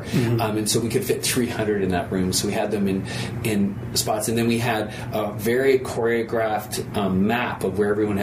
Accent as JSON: {"language": "English", "town": "Toronto", "region": "Ontario", "country": "Canada", "tie": "born or raised there", "moved": "as an adult", "lives_now": "Philadelphia, United States", "said": "I'm a Canadian, and I was born and raised in Toronto."}